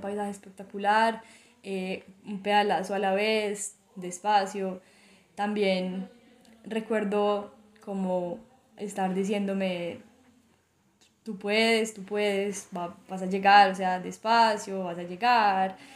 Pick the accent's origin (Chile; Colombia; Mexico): Colombia; Armenia, Quindío; yo soy de, Armenia, de Colombia, eh, una ciudad eh, relativamente pequeña de Colombia, entre las montañas, es la zona cafetera de Colombia y nací y crecí acá